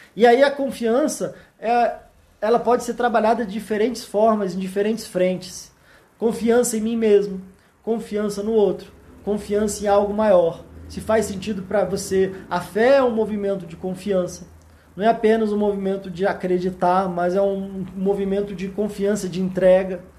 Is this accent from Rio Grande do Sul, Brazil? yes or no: no; Brasília, Federal District, Brazil; eu sou aqui de Brasília